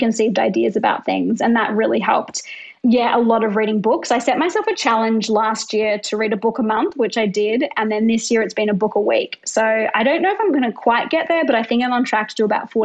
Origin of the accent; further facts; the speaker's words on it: Brisbane, Queensland, Australia; I'm like a white female from middle-class Australia growing up in Brisbane.